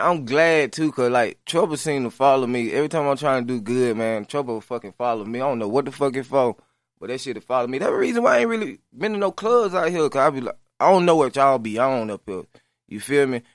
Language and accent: English; Lafayette, Alabama, United States; moved away; I'm from LaFelda, Alabama. A little small little city